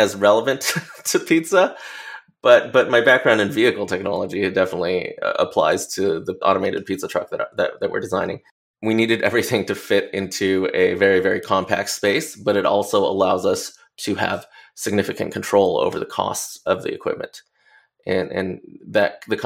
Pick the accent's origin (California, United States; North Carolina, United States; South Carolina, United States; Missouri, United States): California, United States; Los Angeles; growing up in Los Angeles